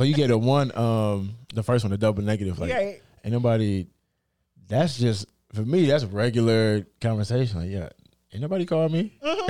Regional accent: United States; accent: African American Vernacular English

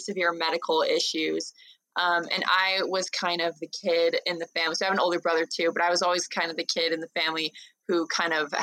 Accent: Los Angeles, California, United States; moved away as an adult; now in Provo, United States; I grew up in Los Angeles, but now I live in Provo just for school

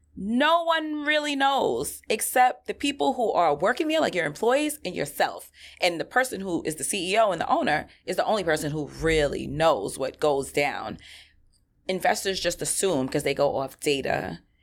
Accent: New York City, New York, United States; I grew up in Flushing.

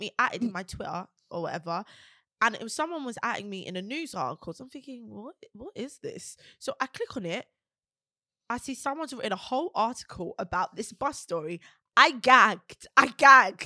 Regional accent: London, United Kingdom; we're from Peckham

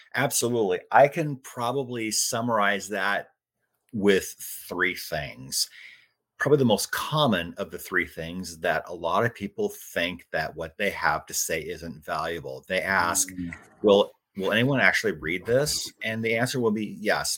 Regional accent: Iowa, United States; moved away as an adult; also born or lived in Phoenix, Arizona; I grew up in Iowa and it's where I am now. Spent 26 years in Phoenix

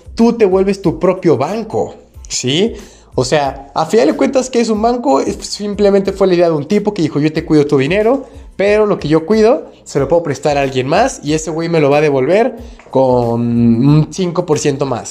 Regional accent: Mexico; yo que soy de México

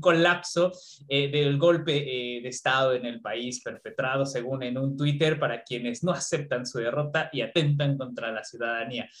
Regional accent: Mexico; now in Uruguay; siendo mexicano

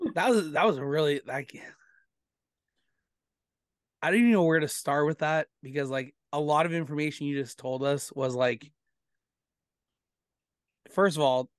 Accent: Erin, Ontario, Canada; now in Brampton, Canada; because I live in Brampton, but I a lot of time I grew up in Erin.

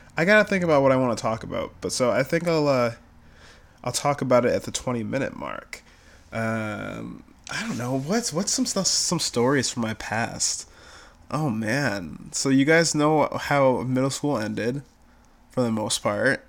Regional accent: Buffalo, New York, United States; I'm from Buffalo

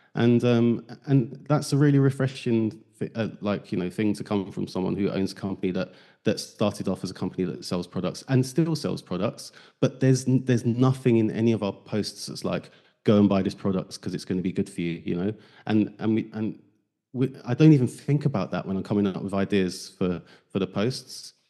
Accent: London, United Kingdom; moved away as an adult; I grew up in South, East, South East London

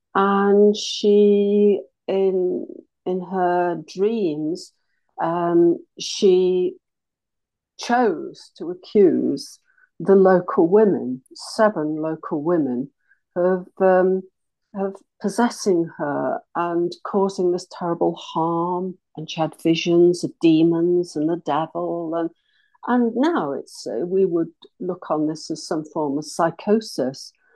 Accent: Leicestershire, East Midlands, United Kingdom; moved away; I'm not originally from these parts. I come from Leicestershire

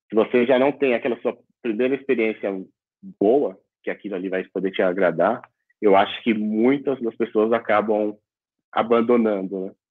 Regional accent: São Paulo, Brazil; Boa noite, é … tenho 44 anos, sou aqui da cidade de São Paulo, capital.

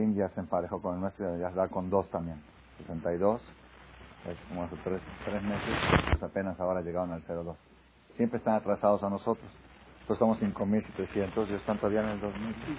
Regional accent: Mexico; Todos los mexicanos venimos de Dan

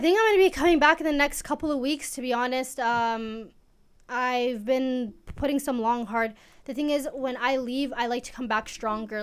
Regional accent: Edmonton, Alberta, Canada; also born or lived in Eritrea; Edmonton, Alberta

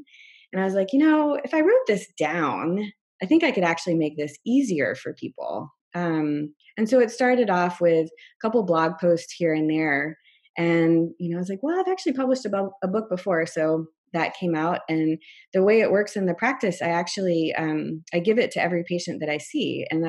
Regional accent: San Francisco, California, United States; now in Seattle, United States; And I came from San Francisco and the Bay Area

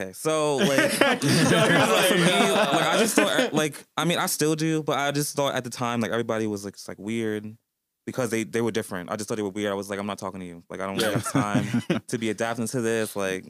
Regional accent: Newark, New Jersey, United States; moved away as an adult; also born or lived in East Orange, New Jersey; So I grew up in Newark / East Orange. And the demographic in like the schools I went to, all the towns, it was basically like all black, really. I was around black people my whole life.

